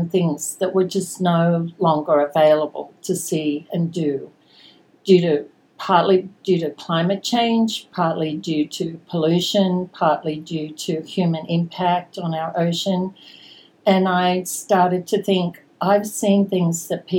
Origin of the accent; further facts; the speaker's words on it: Sydney, New South Wales, Australia; moved away as an adult; also born or lived in Singapore; now in Houston, United States; I was born in Sydney, Australia, on the outskirts of Sydney, in a suburb called Epping, a very English name, and grew up there